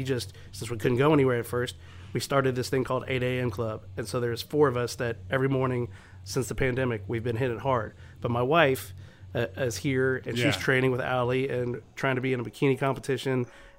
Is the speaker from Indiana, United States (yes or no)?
no; The Woodlands, Texas, United States; This is where I grew up. I grew up in the Woodlands, so to be able to have Papa's, which is such a staple in this area